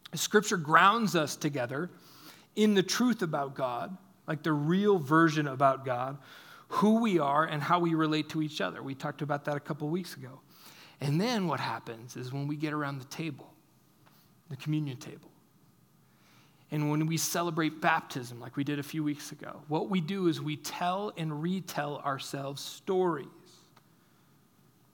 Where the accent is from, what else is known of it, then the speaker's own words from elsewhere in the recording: United States; we as American Christians